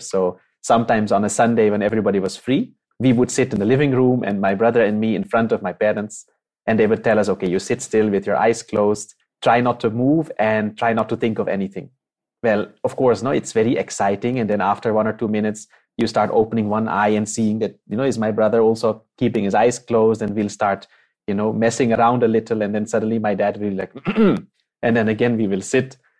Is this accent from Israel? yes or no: no; Netherlands; moved away; I'm from the Netherlands. I was born and brought up there, uh, made in Holland.